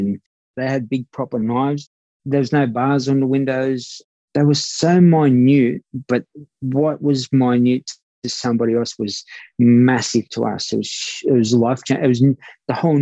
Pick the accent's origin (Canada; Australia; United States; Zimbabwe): Australia; Sydney, New South Wales; I was tough coming from Redfern